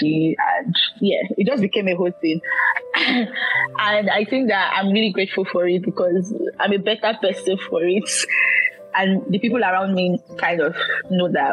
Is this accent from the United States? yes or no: no; Nigeria; I'm a Nigerian